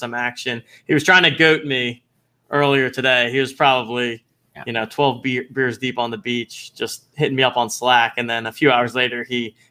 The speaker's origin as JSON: {"language": "English", "town": "Philadelphia", "region": "Pennsylvania", "country": "United States", "tie": "born or raised there", "said": "my hometown of Philly"}